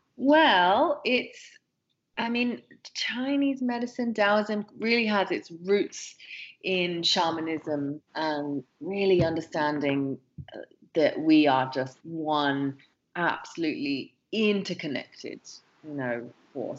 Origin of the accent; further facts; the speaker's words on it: England, United Kingdom; growing up in England